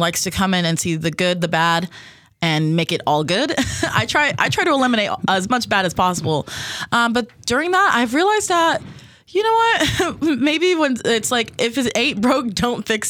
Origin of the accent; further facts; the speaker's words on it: Las Vegas, Nevada, United States; moved away as an adult; I am from Las Vegas.